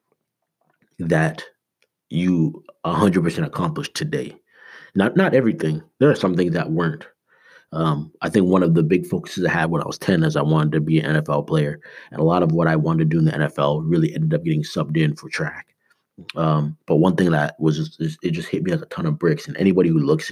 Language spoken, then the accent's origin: English; Canada; now in United States; I'm Canadian